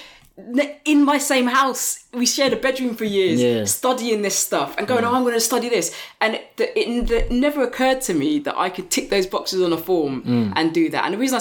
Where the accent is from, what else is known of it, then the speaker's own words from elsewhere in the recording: London, United Kingdom; I grew up in East Finchley